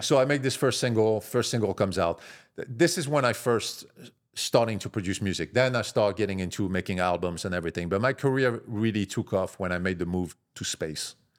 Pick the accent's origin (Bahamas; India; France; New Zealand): France; Marseille, Provence-Alpes-Côte d'Azur; accent: French; moved away; I'm from Marseille, south of France.